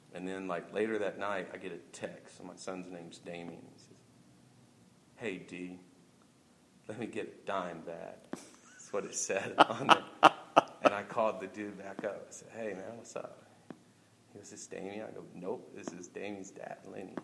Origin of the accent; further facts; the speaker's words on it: Oklahoma City, Oklahoma, United States; I grew up in South Oklahoma City